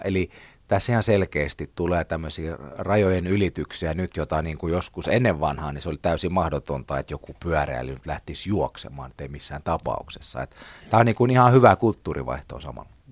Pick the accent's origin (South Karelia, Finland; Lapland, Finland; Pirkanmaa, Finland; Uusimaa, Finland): Uusimaa, Finland; Porvoo; itsekin olen porvoolainen